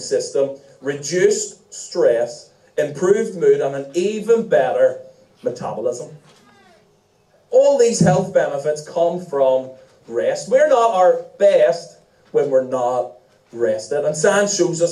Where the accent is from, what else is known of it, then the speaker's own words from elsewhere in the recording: Ireland; as Irish people.